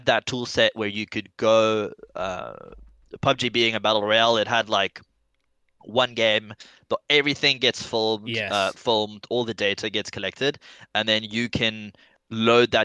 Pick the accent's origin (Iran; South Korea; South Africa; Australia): South Africa; Stellenbosch, Western Cape; Born and raised in South Africa in the Western Cape